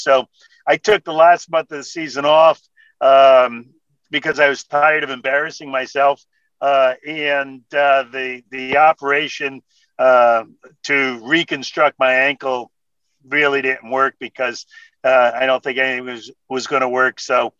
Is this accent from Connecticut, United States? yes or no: yes; Stamford, Connecticut, United States; born or raised there